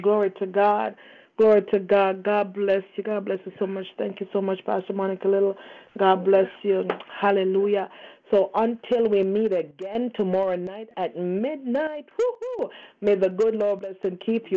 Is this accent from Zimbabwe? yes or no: no; Canada; Yes, I am a Canadian. I am not an American